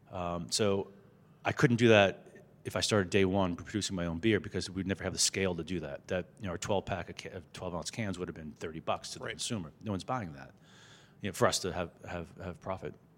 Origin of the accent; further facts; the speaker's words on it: Boston, Massachusetts, United States; growing up in the Boston area